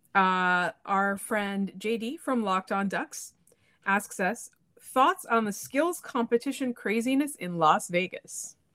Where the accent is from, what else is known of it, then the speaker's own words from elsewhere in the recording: Canada; I'm from Canada